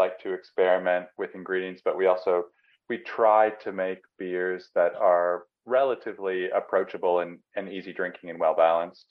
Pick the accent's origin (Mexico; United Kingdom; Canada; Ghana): Canada; now in Melbourne, Australia; I'm Canadian